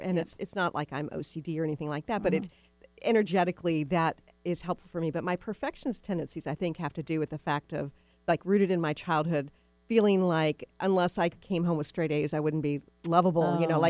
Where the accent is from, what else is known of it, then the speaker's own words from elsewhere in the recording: Texas, United States; And it's funny, too, because you and I are both from the South. Most people don't know that I'm from Texas, but I am from Texas.